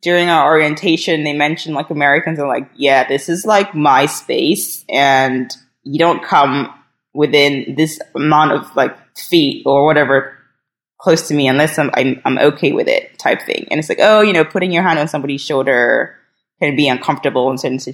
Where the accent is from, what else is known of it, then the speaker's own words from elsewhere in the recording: Ghana; moved away as an adult; now in New York, United States; So I am actually from Ghana, but I'm here on an artist visa.